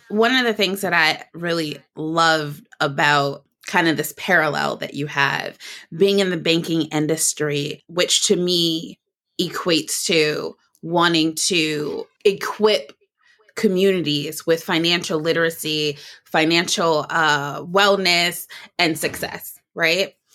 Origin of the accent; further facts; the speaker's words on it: Detroit, Michigan, United States; Detroit, Michigan, which is my hometown